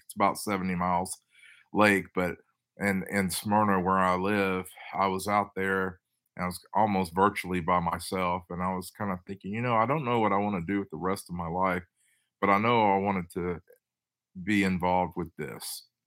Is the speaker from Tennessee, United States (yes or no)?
yes; Tennessee, United States; also born or lived in Los Angeles, California / Boston; I'm from Tennessee, but I worked in California, Los Angeles, and Boston for a little bit